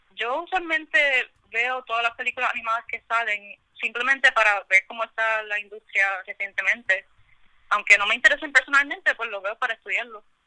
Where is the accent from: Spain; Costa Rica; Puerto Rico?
Puerto Rico; San Juan; now in Carolina, Puerto Rico; originalmente no soy de Carolina, soy más de San Juan. Ahora, recientemente que me mudé para Carolina